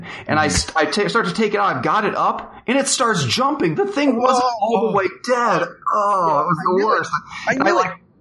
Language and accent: English; Illinois, United States; also born or lived in Iowa; now in Indiana, United States; I was born in Iowa and grew up in Illinois and then worked my way here